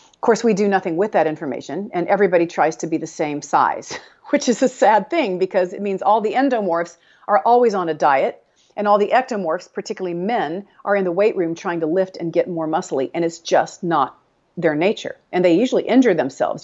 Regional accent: Texas, United States; I'm from Texas. We say cattywampus

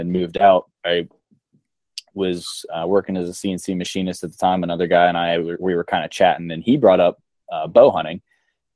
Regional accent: Ohio, United States; born and raised in Ohio my whole life

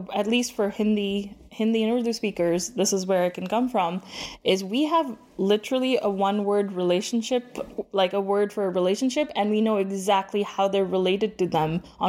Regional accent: Dubai, United Arab Emirates; moved away as an adult; now in Canada; I was born and brought up in Dubai, and then I immigrated to Canada when I was about 25.

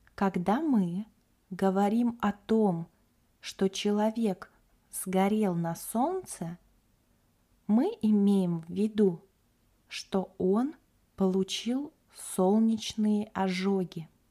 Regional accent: Kaliningrad Oblast, Russia; moved away as an adult; also born or lived in Moscow; now in Yalta; Я родилась и выросла в Калининградской области – на берегу Балтийского моря.

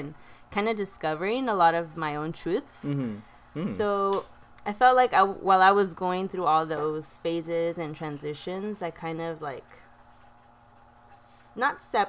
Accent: Oxnard, California, United States; I was born and raised in Oxnard

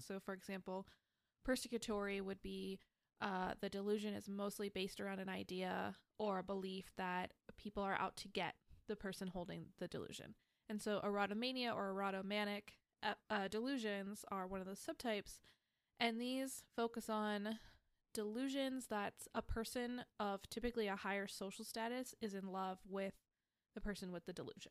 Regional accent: United States; growing up in America

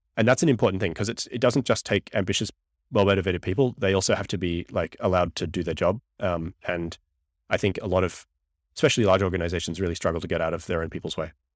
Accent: Australia; moved away as an adult; now in United States; I'm a green card P H D from Australia

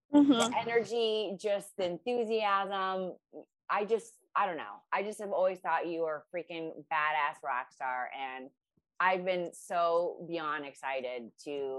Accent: Ohio, United States; now in Los Angeles, United States; I'm from Ohio and now

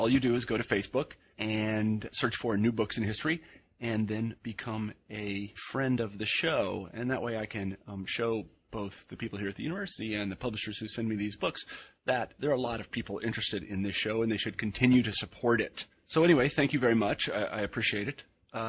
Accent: Kansas, United States; you know, I grew up in Kansas, and we didn't have any of them there, but I met some of them on the East and West Coast

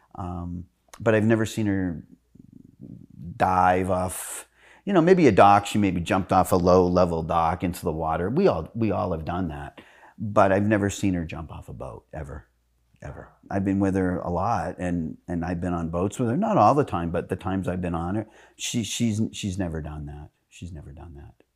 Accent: Manchester, New Hampshire, United States; now in Arizona, United States; I'm Carolyn's twin and brother. We grew up together in Manchester, New Hampshire.

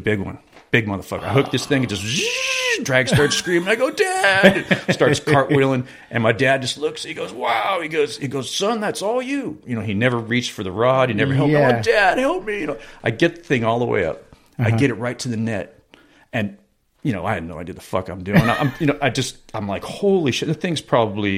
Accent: San Diego, California, United States; I grew up in San Diego

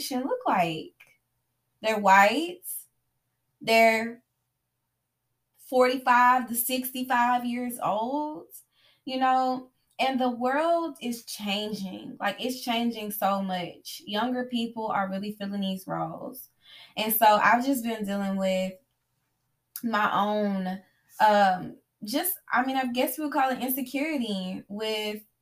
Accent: the South, United States; me growing up in the South, being Black, being female, I have been conditioned from a young age to talk to my elders

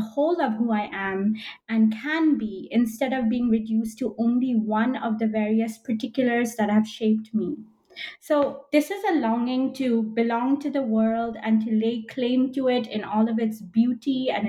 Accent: Belgium; moved away as an adult; also born or lived in United States / United Kingdom; So I'm of Indian origin, but I was born in Belgium. I'm still a Belgian citizen as well as an American citizen. And I've lived in Belgium, the US, and the UK.

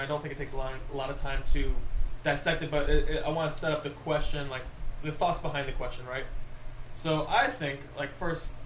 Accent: United States; now in Canada; I'm in maybe Canada, but I'm from America

